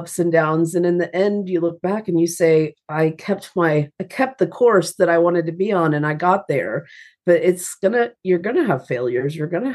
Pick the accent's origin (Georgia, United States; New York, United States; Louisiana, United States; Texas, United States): Georgia, United States; Atlanta; now in Nashville, United States; I'm from Atlanta, Georgia, and I have a Southern mother